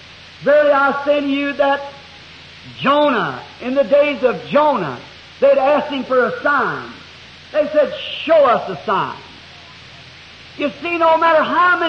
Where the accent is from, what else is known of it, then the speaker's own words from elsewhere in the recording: the South, Southern United States, United States; I'm a Southerner